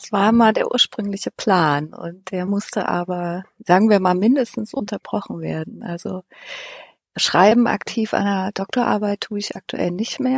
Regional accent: Halle an der Saale, Saxony-Anhalt, Germany; born there; Ich bin in Halle an der Saale geboren, genau gesagt in Halle Neustadt, Hanoi.

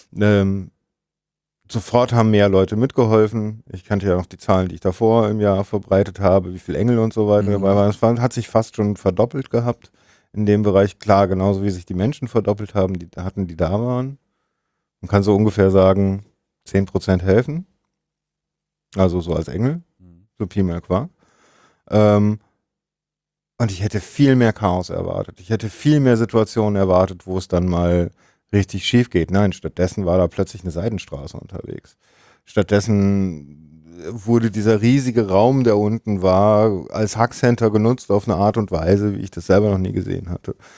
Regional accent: Germany; wir sind ja auch eigentlich Deutsche.

